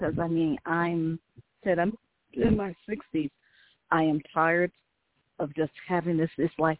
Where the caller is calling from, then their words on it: Las Cruces, New Mexico, United States; I'm calling from Las Cruces, New Mexico.